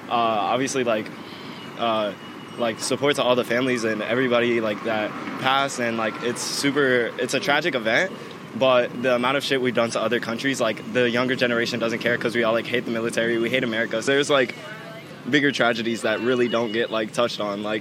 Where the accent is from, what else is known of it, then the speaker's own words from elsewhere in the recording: New York, United States; 9 11. I'm from New York. Uh, it's traumatizing.